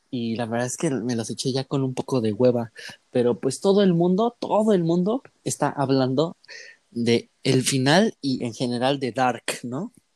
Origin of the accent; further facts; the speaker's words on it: Mexico; a nosotros como mexicanos